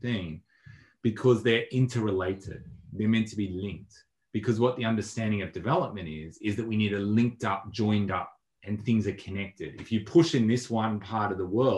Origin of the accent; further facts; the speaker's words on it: Melbourne, Victoria, Australia; I'd also see myself as an Australian, and I'd also see myself as a Melburnian